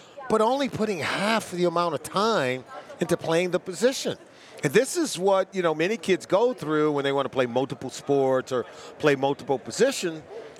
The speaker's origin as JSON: {"language": "English", "town": "Los Angeles", "region": "California", "country": "United States", "tie": "born or raised there", "said": "I grew up in Pac-12 country. Yeah. I grew up in Los Angeles, California"}